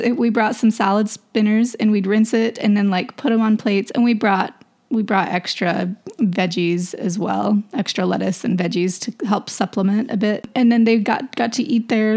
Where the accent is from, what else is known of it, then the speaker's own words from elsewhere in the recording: Idaho, United States; moved away; I'm from Idaho